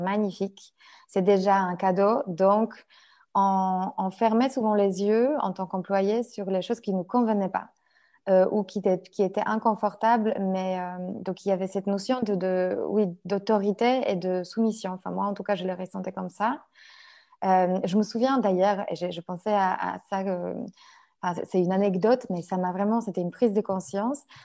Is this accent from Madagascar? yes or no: no; Poland; French is a second language; moved away as an adult; now in France; je suis une Polonaise, euh, enfin, une vraie. Ça veut dire que vraiment, je vécu jusqu'à mon âge presque adulte en Pologne.